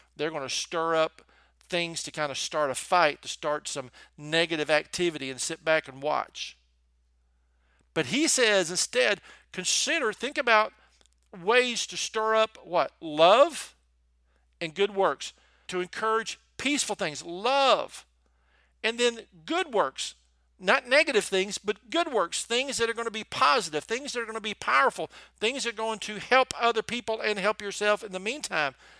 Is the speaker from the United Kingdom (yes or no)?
no; the South, United States; accent: Southern; in case you couldn't tell from my accent, I'm from the South